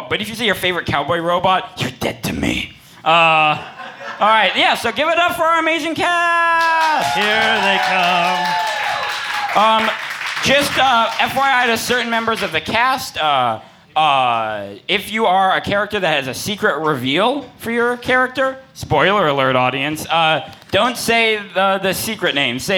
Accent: San Francisco, California, United States; Oh, yeah, I'm from San Francisco.

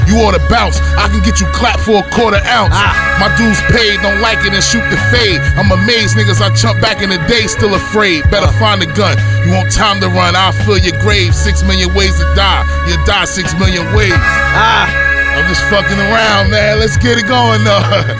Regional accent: Newark, New Jersey, United States; I'm from Jersey.

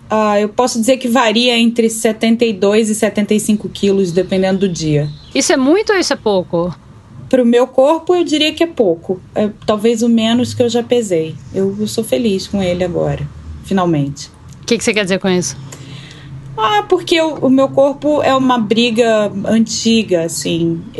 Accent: Rio de Janeiro, Brazil; born there; now in São José dos Campos, Brazil; eu tenho 37 anos, sou nascida no Rio de Janeiro. No momento eu moro em São José dos Campos

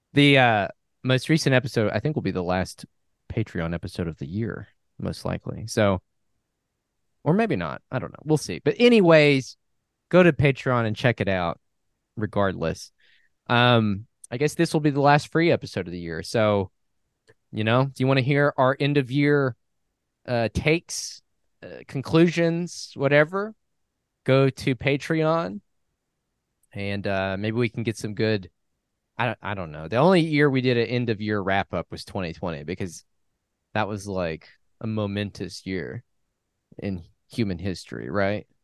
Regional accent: New Mexico, United States; I was from New Mexico

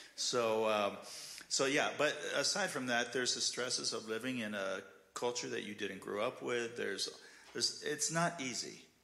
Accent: Glendale, United States; moved away as an adult; now in Ukraine; I grew up in Glendale

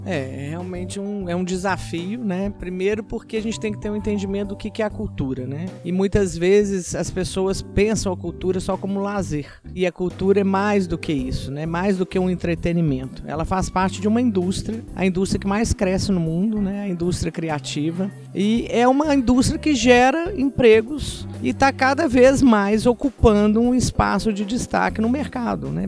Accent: Minas Gerais, Brazil; eu sou muito mineira.

